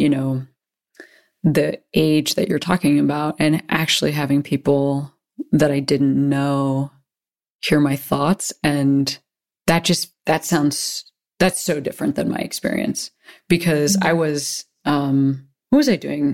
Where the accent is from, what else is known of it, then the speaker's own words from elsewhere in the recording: Western Springs, Illinois, United States; I'm from Western Springs, which is, like, near Hinsdale